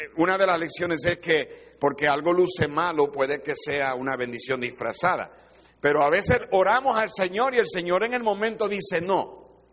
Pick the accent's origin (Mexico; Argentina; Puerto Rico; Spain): Puerto Rico; porque soy de Puerto Rico